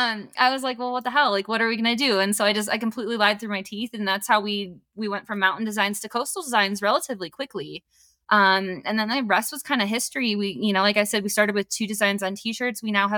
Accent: Wisconsin, United States; now in Colorado, United States; I was born in Wisconsin.

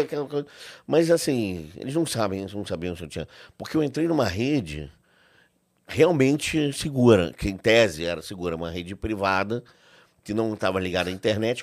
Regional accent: Brazil; sendo brasileiro

